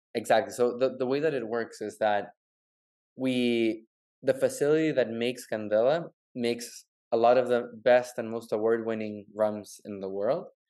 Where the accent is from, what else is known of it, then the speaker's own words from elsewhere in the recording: Santiago, Santiago Metropolitan Region, Chile; now in Miami, United States; I'm actually from from Chile, from Santiago.